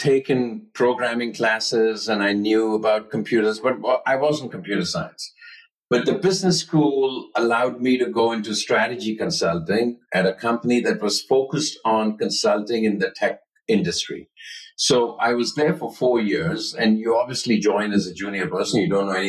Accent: Mumbai, Maharashtra, India; moved away as an adult; now in United States; Life was great growing up. I grew up in Bombay.

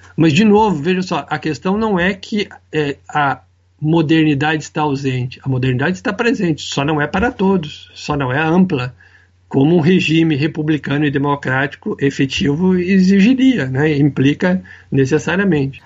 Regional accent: Brazil; eu sou brasileiro, eu me criei nesse país

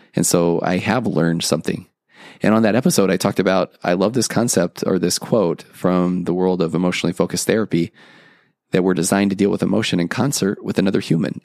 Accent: Tennessee, United States; moved away; I'm originally from Tennessee

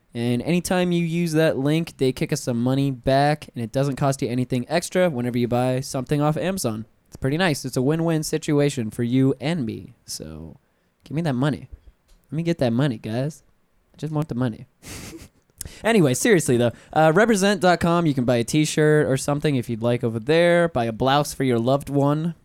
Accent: Pensacola, Florida, United States; I'm from Pensacola

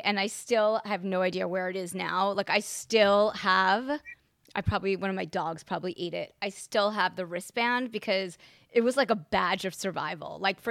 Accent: Long Island, New York, United States; I'm from Long Island.

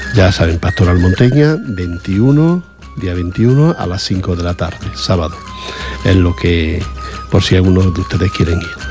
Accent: Granada, Andalusia, Spain; soy de Granada y la mitad de los pueblos que nombran, o más de la mitad los conozco

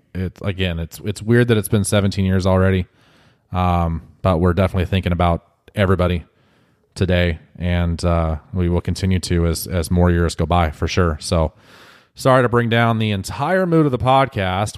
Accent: United States; being an American

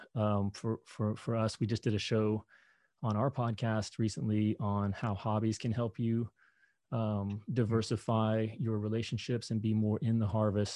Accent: Kentucky, United States; moved away; I grew up in Kentucky

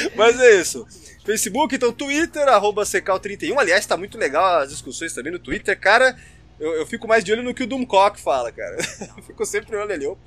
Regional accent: São Paulo, Brazil; nasci em São Paulo também, morei quase a vida inteira lá

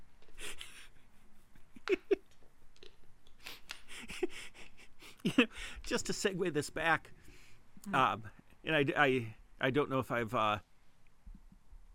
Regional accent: Montana, United States; a couple of Montanans

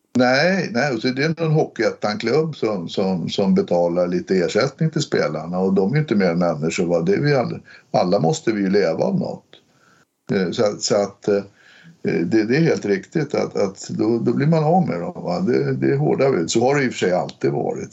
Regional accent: Stockholm, Stockholm County, Sweden; jag är uppväxt i Hökarängen

